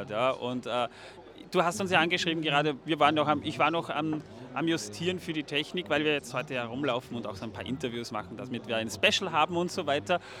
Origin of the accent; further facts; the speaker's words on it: Feldkirch, Vorarlberg, Austria; Aus Vorarlberg ist richtig. Ich komme aus Feldkirch, genau.